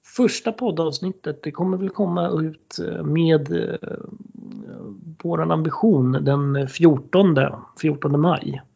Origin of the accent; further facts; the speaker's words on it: Stockholm, Stockholm County, Sweden; vi är ju båda från Stockholm och, eh, vi är ju uppvuxna i förorten Högdalen.